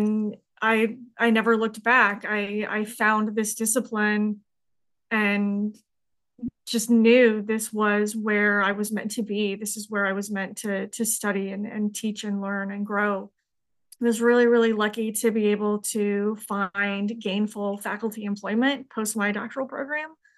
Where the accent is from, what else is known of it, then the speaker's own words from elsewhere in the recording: Colorado, United States; moved away; Colorado is my home state